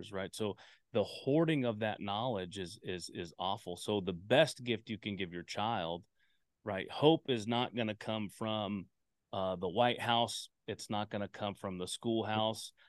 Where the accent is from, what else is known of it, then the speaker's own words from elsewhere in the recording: Anchorage, Alaska, United States; also born or lived in Anaheim, California; now in Reno, United States; I was born in Anaheim and then grew up in Anchorage when my mom left him, and we went up to Anchorage, and then I ended up in Reno. Reno is where I call home, Nevada